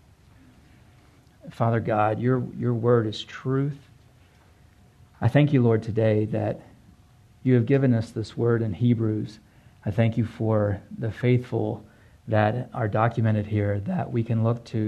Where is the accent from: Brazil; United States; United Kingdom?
United States; the Bible Belt, Southern United States; I come from the Bible Belt, and you're expected to be a Christian, a churchgoer